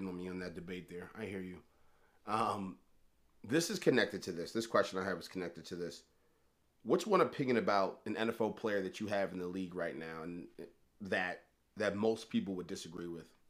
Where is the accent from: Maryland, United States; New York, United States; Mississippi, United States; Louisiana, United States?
Maryland, United States; Baltimore; I'm from Baltimore, right, born and raised my entire life